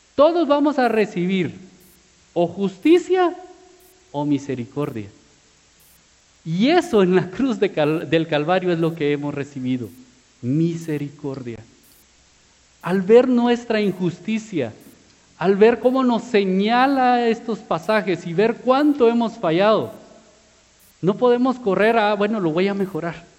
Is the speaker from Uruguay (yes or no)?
no; Guatemala; como buen chapín